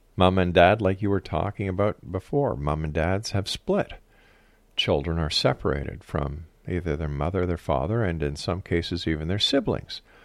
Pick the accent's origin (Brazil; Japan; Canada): Canada; Montreal, Quebec; when I was a kid growing up in the Park Extension area of Montreal